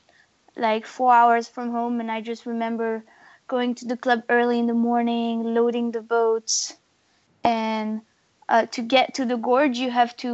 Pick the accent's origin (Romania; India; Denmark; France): France; the Alps; I grew up in the Alps in France